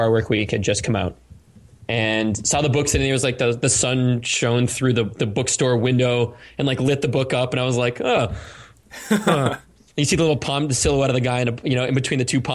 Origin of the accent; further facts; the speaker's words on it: Cape Cod, Massachusetts, United States; moved away as an adult; also born or lived in California; I grew up in Cape Cod